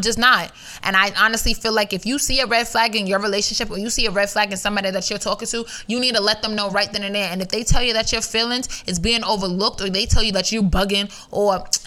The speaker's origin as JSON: {"language": "English", "town": "New York City", "region": "New York", "country": "United States", "said": "I'm from New York. Stop playing with me. New York City on top of that. Queens? Heavy on it"}